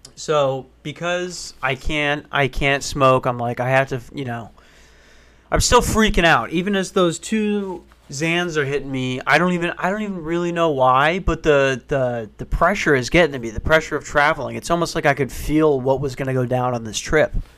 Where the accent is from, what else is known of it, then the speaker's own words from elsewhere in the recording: Minnesota, United States; I'm from Minnesota